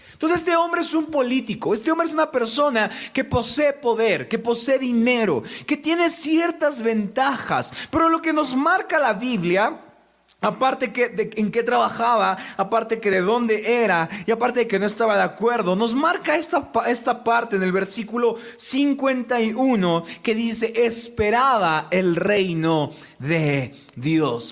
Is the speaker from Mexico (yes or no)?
yes; Mexico; como personas mexicanas. Y me refiero no solo a Tlaxcala, porque nuestra familia extendida nos ve en muchos lados de México